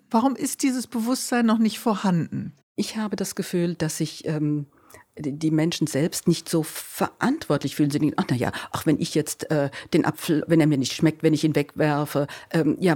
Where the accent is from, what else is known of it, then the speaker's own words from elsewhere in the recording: Groß-Gerau, Hesse, Germany; ursprünglich kommen wir aus Groß-Gerau, das ist so